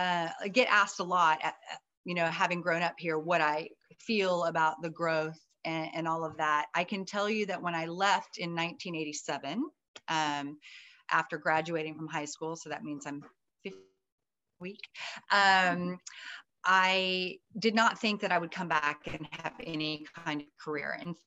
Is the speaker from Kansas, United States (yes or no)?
no; New Braunfels, Texas, United States; moved away as an adult; So I've always just been here in New Braunfels, a good old German girl. The last names are Welker and Wagenfier. So we're very, very German. And then my mom obviously married a …, which is Scotch Irish. So I'm Irish and German.